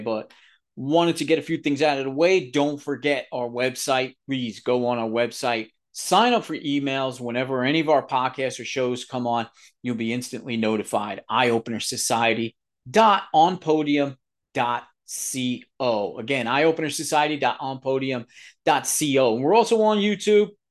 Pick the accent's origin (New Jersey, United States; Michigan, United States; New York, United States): New York, United States; New York City; also born or lived in Southern Pennsylvania; now in Pennsylvania, United States; I'm from the New York area, Bronx, New York, the real Bronx, real pizza